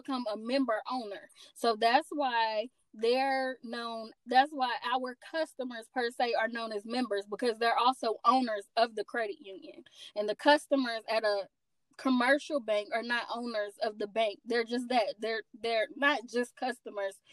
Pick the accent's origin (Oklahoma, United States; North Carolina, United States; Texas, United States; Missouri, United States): North Carolina, United States; Asheville; also born or lived in Greensboro; I'm from Asheville.